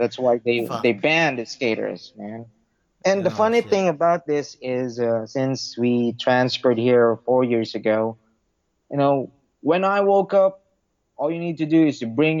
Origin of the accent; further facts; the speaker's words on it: Parañaque, Metro Manila, Philippines; My hometown is from Sucat, Parañaque